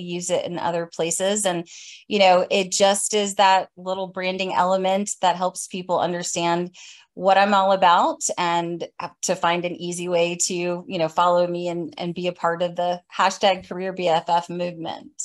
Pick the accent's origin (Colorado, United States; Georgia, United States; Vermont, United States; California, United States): Georgia, United States; Atlanta; I hail from Atlanta, Georgia